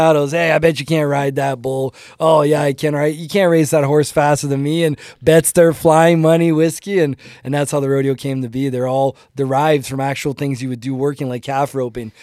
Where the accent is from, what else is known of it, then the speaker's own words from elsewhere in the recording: Ontario, Canada; English is a second language; also born or lived in Brazil; now in Calgary, Canada; I grew up in Ontario. My, when I moved to Canada, I was nine years old.